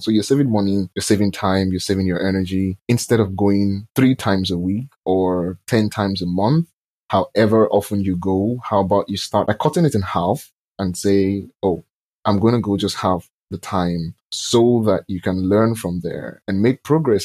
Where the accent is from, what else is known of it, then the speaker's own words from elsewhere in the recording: Nigeria; I'm from Nigeria.